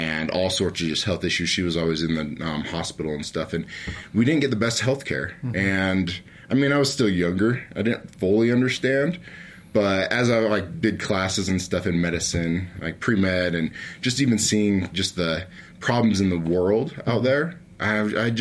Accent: American Fork, Utah, United States; also born or lived in Logan, Utah; I grew up in American Fork, Utah.

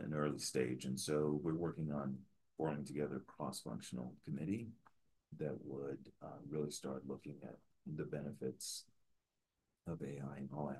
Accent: New York City, New York, United States; now in Denver, United States; growing up in Queens, New York.

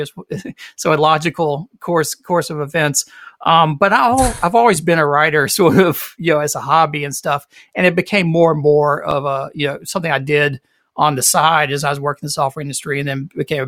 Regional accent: Greenville, South Carolina, United States; now in Charleston, United States; I'm a South Carolinian, so I grew up in Greenville, South Carolina, in the western part of the state, but I'm now in Charleston

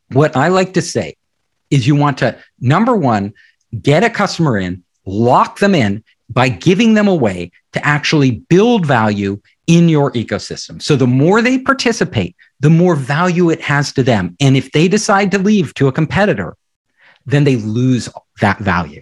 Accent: Silicon Valley, California, United States; I'm from Silicon Valley

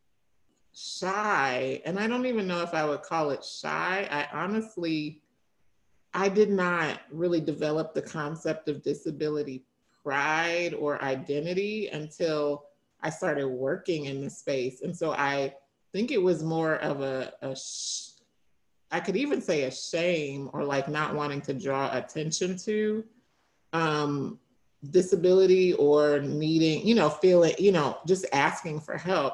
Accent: Kentucky, United States; moved away; also born or lived in Tennessee / Washington, D.C.; I grew up in Kentucky.

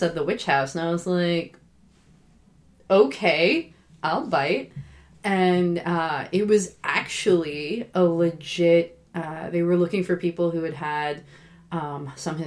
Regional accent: Oregon, United States; moved away as an adult; also born or lived in Boston; I'm from Oregon

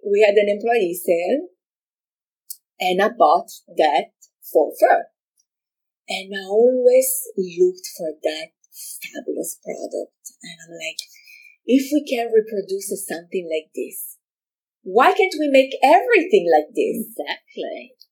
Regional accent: Milan, Lombardy, Italy; moved away as an adult; now in United States; I'm originally from Milano, Italy.

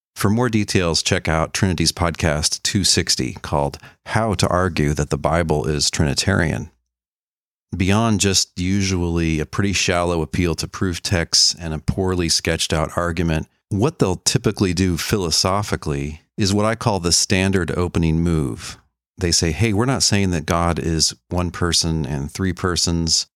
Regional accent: Dallas, Texas, United States; I was born and raised in Dallas, Texas

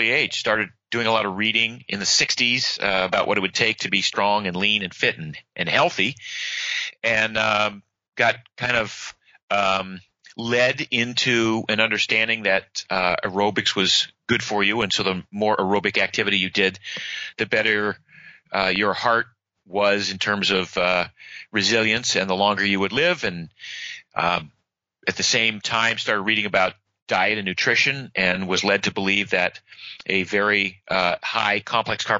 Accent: Maine, United States; now in Florida, United States; I grew up in Maine

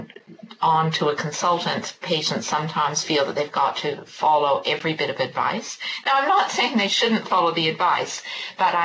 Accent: Canada; now in New Zealand; You may be able to tell from my accent, I'm from Canada originally

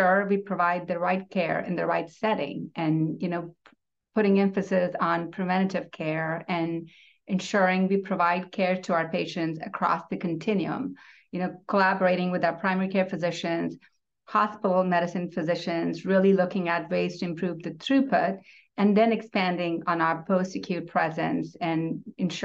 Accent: India; moved away as an adult; now in Tulsa, United States; I'm a first-generation immigrant born and raised in India, and I've been in U.S. for 18 years

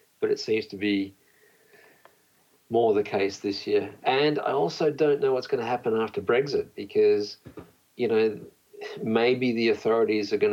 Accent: Australia; moved away; also born or lived in Poland; I was actually born in Poland and grew up in Australia.

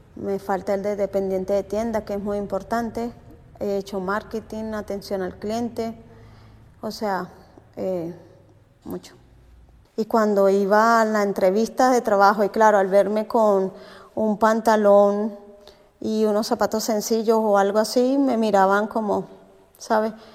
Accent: Venezuela; moved away as an adult; now in Spain; soy de Venezuela, llegué en el 2018 a España.

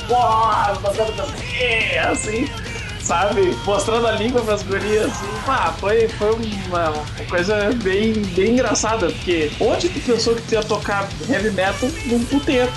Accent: Porto Alegre, Rio Grande do Sul, Brazil; eu sou um porto-alegrense desnaturado

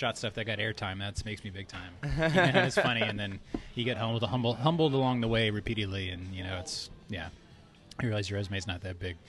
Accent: Bakersfield, California, United States; I grew up, moved around a lot when I was a kid, but I grew up mostly in Bakersfield, California, which is like two hours south of LA.

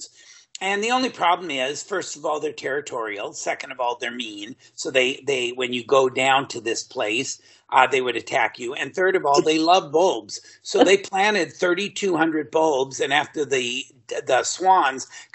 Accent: Southern California, United States; I'm originally from the Southern California area

